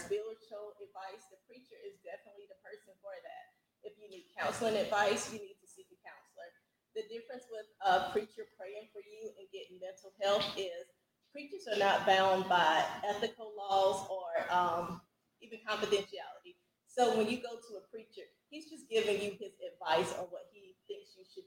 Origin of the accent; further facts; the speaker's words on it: South Carolina, United States; also born or lived in Florence, South Carolina; Originally from Captain Coast, South Carolina.